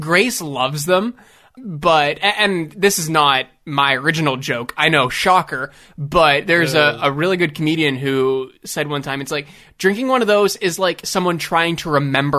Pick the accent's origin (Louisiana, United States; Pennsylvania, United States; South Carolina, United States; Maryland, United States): Pennsylvania, United States; DuBois; We had a Martin's in my hometown. It opened in Du Bois, PA.